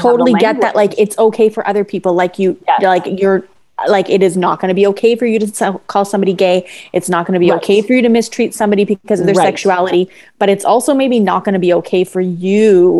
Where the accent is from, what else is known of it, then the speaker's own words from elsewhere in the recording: Toronto, Ontario, Canada; I grew up in Toronto. I've lived in Toronto my entire life.